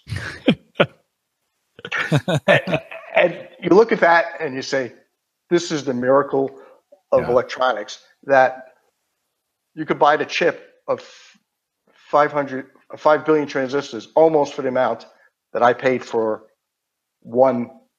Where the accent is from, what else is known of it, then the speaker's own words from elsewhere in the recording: Queens, New York, United States; accent: Queens accent; So if you can't tell by my accent, I'm from Queens, New York.